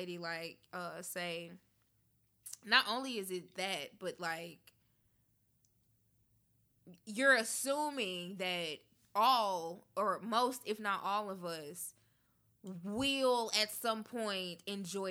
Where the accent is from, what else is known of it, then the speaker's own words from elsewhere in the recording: Memphis, Tennessee, United States; now in Nashville, United States; I grew up in Memphis.